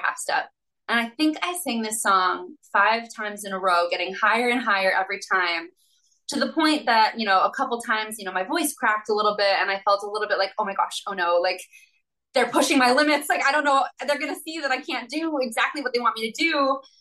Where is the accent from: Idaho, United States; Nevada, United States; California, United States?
California, United States; San Diego; I'm from San Diego, and I had done a lot of regional theater growing up